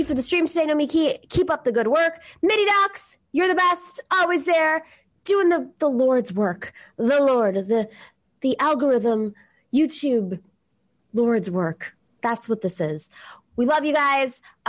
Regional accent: Buffalo, New York, United States; I grew up in Buffalo, which is like the ultimate sports town.

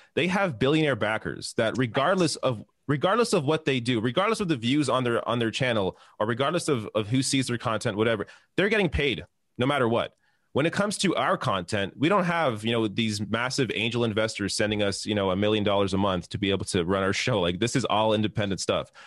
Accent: Canada; I'm Canadian

